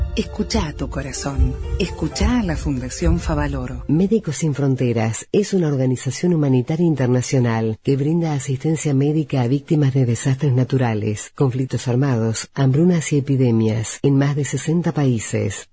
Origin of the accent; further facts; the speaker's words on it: Rosario, Santa Fe, Argentina; moved away as an adult; now in Varadero, Cuba; somos rosarinas